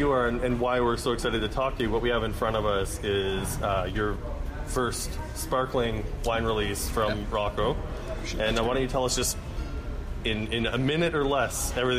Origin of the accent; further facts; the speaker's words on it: Saskatchewan, Canada; now in Toronto, Canada; I'm from Saskatchewan.